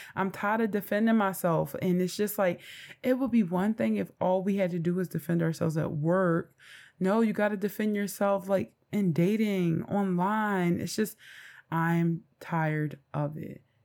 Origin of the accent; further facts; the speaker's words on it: Philadelphia, Pennsylvania, United States; I am from North Philadelphia